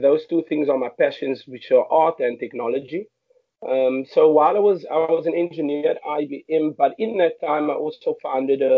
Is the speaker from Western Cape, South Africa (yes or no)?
yes; Cape Town, Western Cape, South Africa; I grew up in Mitchells Plain, which is a huge colored township in Cape Town.